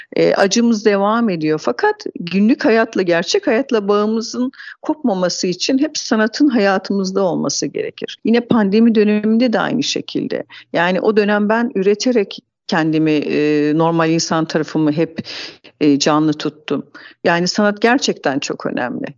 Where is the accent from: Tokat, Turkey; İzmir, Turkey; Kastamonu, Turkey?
Tokat, Turkey; 1970 Tokat doğumluyum.